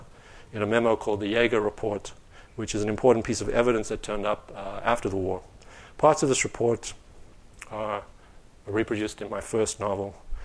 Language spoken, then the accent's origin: English; Greenside, Gauteng, South Africa; But when I was growing up in Greenside in the 1980s, Bobby was the woman who would send me off to school.